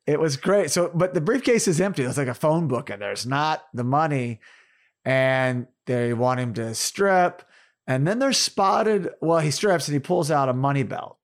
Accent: Tulsa, Oklahoma, United States; Born in Tulsa, Oklahoma, my hometown

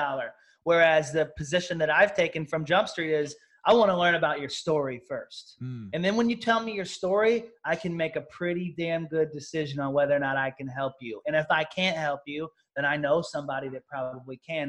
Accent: Southern Missouri, United States; I'm a country town kid that was born and raised in Southern Missouri

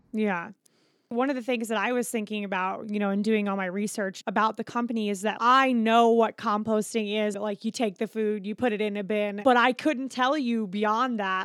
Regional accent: Florida, United States; we grew up going to Disney because I'm from Florida

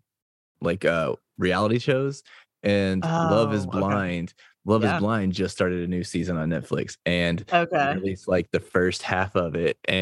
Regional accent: Tennessee, United States; now in Buffalo, United States; I live in Buffalo, New York, but I'm originally from Tennessee.

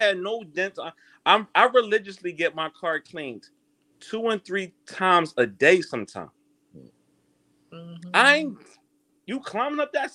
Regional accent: Philadelphia, Pennsylvania, United States; I'm from Philadelphia

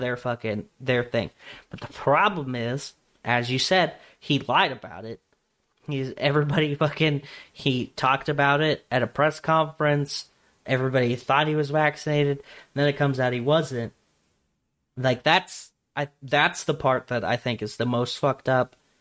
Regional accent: Nebraska, United States; born or raised there

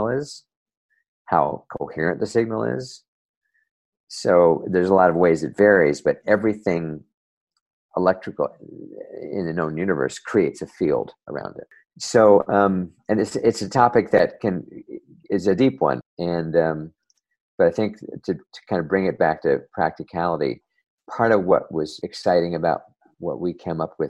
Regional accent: New Jersey, United States; back when I was a kid growing up in New Jersey, not too far from the Hudson River

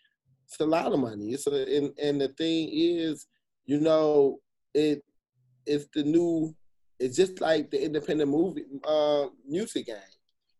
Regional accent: Jamaica; I got to hit Jamaica. And I'm Jamaican, shit.

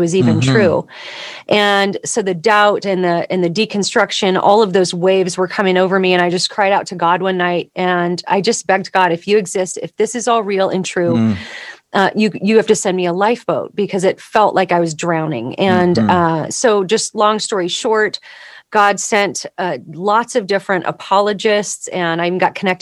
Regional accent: Southern California, United States; I grew up in Southern California

